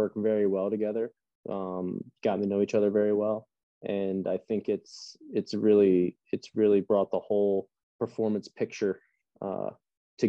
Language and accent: English; just outside of Reading, Pennsylvania, United States; my hometown, I'm not from Reading, but just outside of Reading